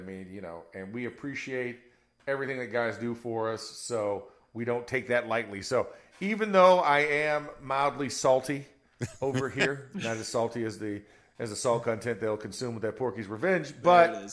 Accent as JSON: {"language": "English", "region": "Florida", "country": "United States", "said": "I'm from Florida"}